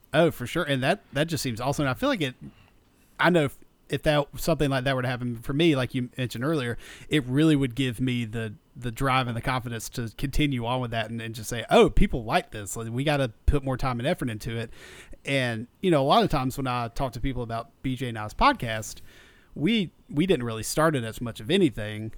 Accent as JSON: {"language": "English", "region": "South Georgia", "country": "United States", "tie": "born or raised there", "said": "growing up in South Georgia"}